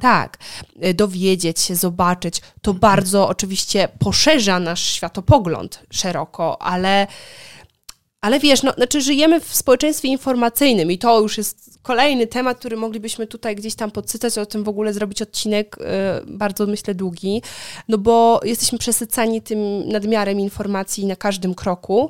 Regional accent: Poland; moved away as an adult; also born or lived in Wrocław; now in Warsaw, Poland; wychowując się na wsi, co prawda moja wieś, z której pochodzę, nie jest taką typową wsią

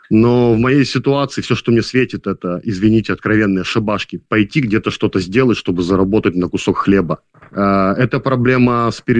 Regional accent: Belarus; now in Lviv, Ukraine; есть такой кризисный центр помощи белорусам во Львове. Вот там как бы земляки, белорусы действительно помогают тебе с документами, со всем.

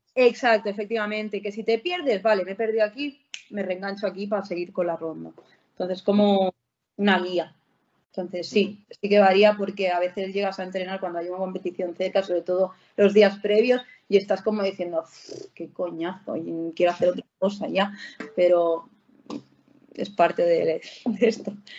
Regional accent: Barcelona, Catalonia, Spain; yo, de Barcelona

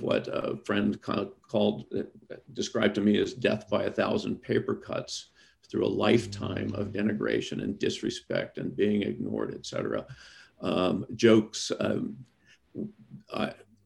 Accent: Deep South, United States; I'm from the Deep South. Many of my folks believe that a woman's place is in the home.

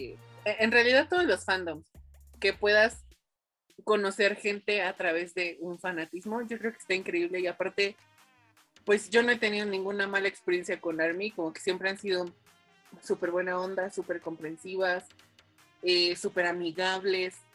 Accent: Dominican Republic; de República Dominicana.

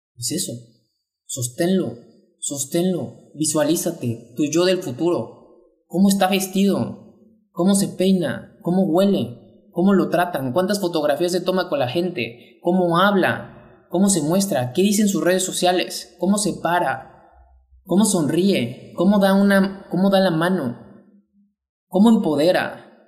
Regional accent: Mexico; mexicano, emprendedor y empresario

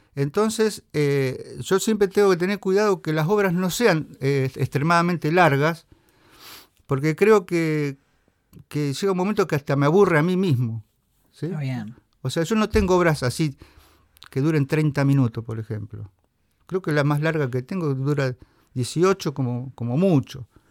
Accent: Venado Tuerto, Santa Fe, Argentina; now in Rosario, Argentina; soy de Venado Tuerto pero resido en Rosario

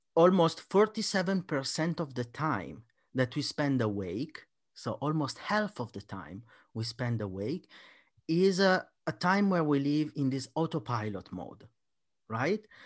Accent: Italy; I'm Italian

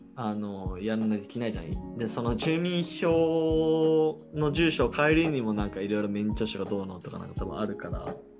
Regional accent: Hiroshima, Japan; now in Nakano, Tokyo, Japan; 俺の地元ひろ、広島県だけど

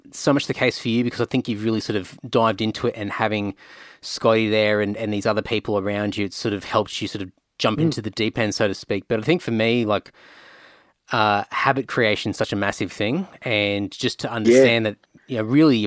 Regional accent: Rockhampton, Queensland, Australia; I grew up in Rocky

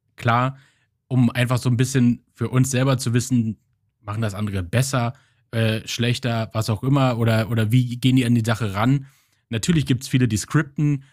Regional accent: Germany; now in Flensburg, Germany; Ich komme aus der Nähe von Berlin

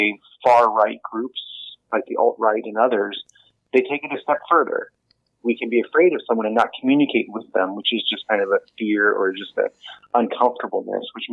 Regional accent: United States; moved away as an adult; now in New Zealand; you can probably hear from my voice, I'm not Kiwi. I'm American, living here now almost 30 years

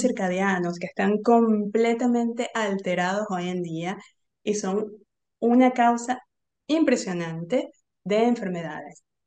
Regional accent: Venezuela; moved away; also born or lived in Argentina; Yo soy venezolana

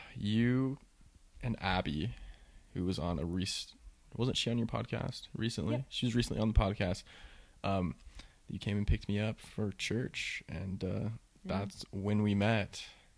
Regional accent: Utah, United States; we grew up in Utah.

